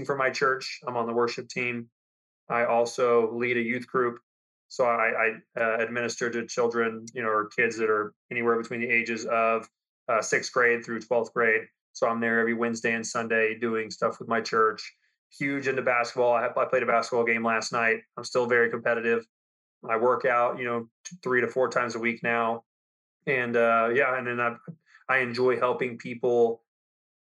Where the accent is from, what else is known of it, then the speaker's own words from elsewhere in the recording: Lubbock, Texas, United States; I grew up in Lubbock, Texas.